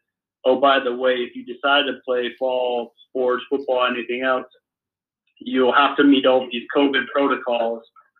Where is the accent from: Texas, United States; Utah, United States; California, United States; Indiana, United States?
Utah, United States; Salt Lake City; now in Huntsville, United States; I grew up in Salt Lake